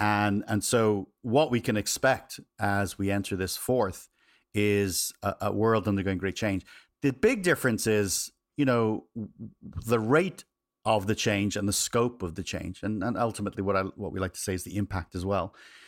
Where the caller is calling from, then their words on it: California, United States; I am just a little south of San Francisco here in Northern California.